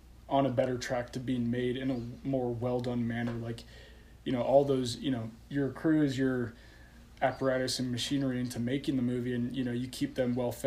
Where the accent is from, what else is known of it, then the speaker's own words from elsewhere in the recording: Colorado, United States; moved away as an adult; I relocated back home to Colorado, you know, just to live in my hometown with my parents